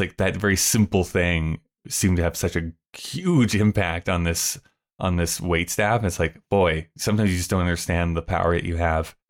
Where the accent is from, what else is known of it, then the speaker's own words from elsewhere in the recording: Canada; being the Canadian that I am